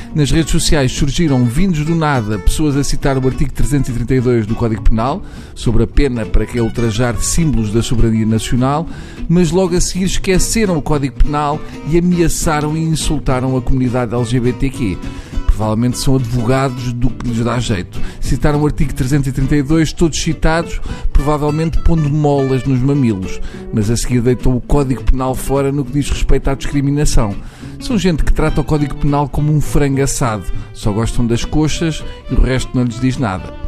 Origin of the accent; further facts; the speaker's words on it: Portugal; somos portugueses